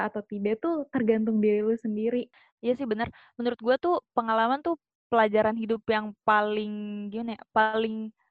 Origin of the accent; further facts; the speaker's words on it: West Java, Indonesia; born there; ibu gue eh, sukunya Batak bapak gue sukunya Sunda dan gue lahir di Sunda